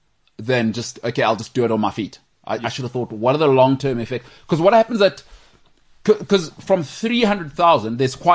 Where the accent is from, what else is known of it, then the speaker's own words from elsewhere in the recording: New Zealand; Well, I'm from New Zealand.